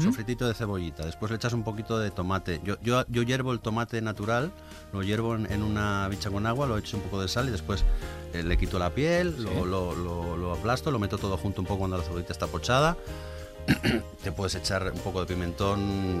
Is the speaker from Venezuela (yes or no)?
no; Asturias, Spain; siendo asturiano y, siendo hijo de la mejor cocinera del mundo